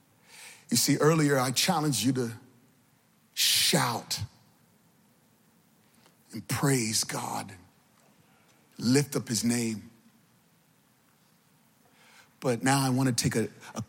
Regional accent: Virginia, United States; now in New York City, United States; I'm originally from Virginia

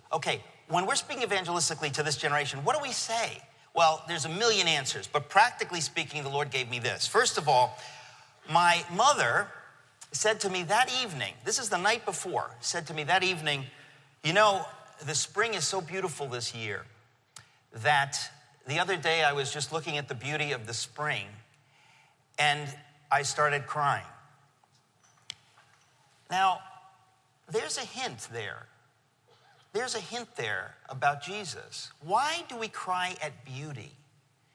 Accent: Danbury, Connecticut, United States; moved away as an adult; also born or lived in Queens, New York; now in New York, United States; my real hometown is Danbury, Connecticut, okay? In 1970-something, we moved to Connecticut, and I grew up there

